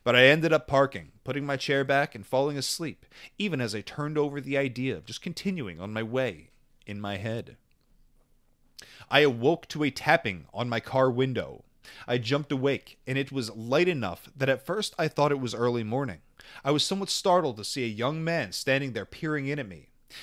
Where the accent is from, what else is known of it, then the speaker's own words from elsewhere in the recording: California, United States; I decided to take a road trip from my hometown in California to Denver, Colorado, to visit a friend of mine there.